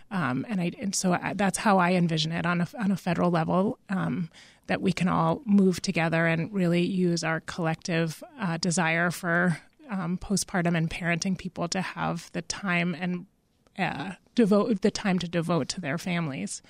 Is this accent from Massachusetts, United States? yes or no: yes; Massachusetts, United States; moved away; I'm originally from Massachusetts